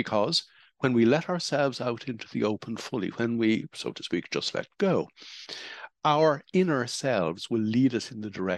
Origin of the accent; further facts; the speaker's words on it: Ireland; the era in which I grew up in Holy Catholic Ireland